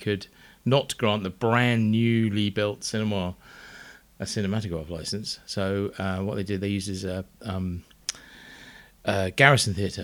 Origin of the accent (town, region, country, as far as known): Uckfield, South East England, United Kingdom; born or raised there